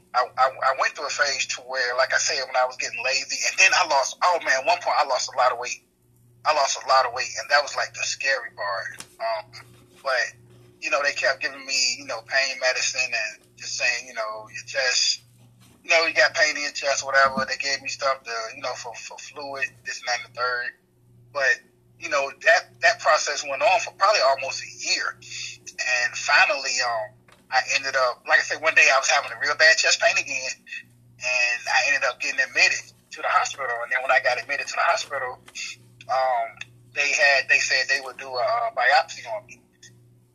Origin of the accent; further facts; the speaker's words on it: Portsmouth, Virginia, United States; I was born and raised in Portsmouth, Virginia